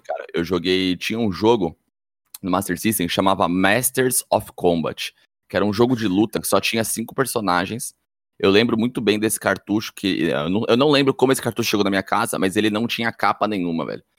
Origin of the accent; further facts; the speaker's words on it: Guarulhos, São Paulo, Brazil; eu nasci em Guarulhos, em março de 91